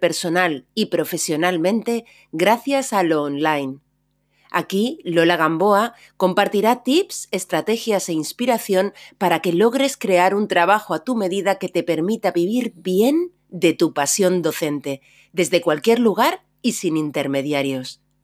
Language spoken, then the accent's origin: Spanish; Spain; moved away as an adult; now in England, United Kingdom; soy española, pero vivo ya desde hace muchos años aquí en Inglaterra